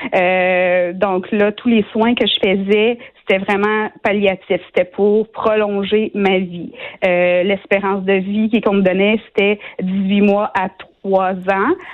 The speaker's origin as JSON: {"language": "French", "town": "Shawinigan", "region": "Quebec", "country": "Canada", "said": "je viens de Shawinigan, une petite ville de, 50 000 habitants"}